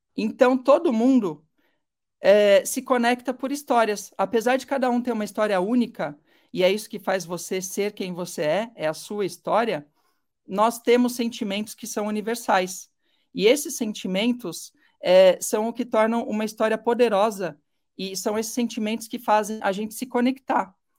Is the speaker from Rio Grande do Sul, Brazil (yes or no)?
no; São Paulo, Brazil; moved away as an adult; Eu morei em São Paulo a vida inteira